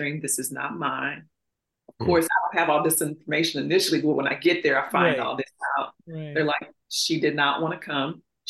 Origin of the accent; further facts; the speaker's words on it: St. Louis, Missouri, United States; I grew up in St. Louis